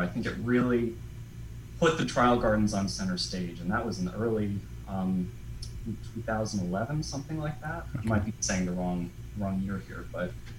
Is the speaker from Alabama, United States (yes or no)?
no; Connecticut, United States; moved away as an adult; also born or lived in Vermont; I grew up in Connecticut